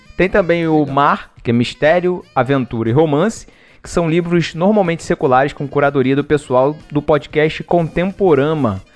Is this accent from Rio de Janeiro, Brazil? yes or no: yes; Rio de Janeiro, Brazil; como a gente é do Rio